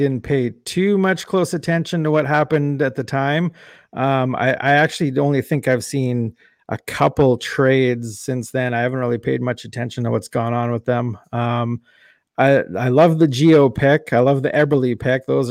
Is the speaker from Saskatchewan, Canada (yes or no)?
yes; Regina, Saskatchewan, Canada; moved away; I was born and raised in Regina